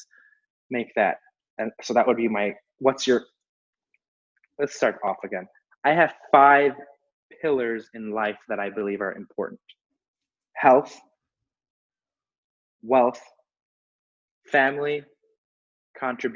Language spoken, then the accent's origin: English; Chicago, Illinois, United States; I was born and raised here in Chicago, raised in Chicago. I'm a Chicago guy